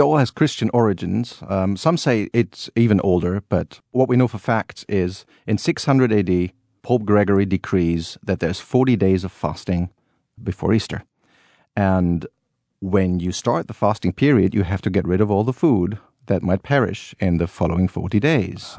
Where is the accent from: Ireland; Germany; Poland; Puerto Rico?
Germany; Cologne, North Rhine-Westphalia; I grew up as a child always going to these Rose Monday parades